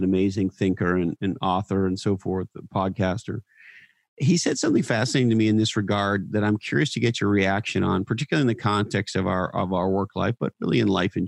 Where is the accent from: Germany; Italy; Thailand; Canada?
Canada; now in California, United States; I'm from Canada, by way of example, and I live in California.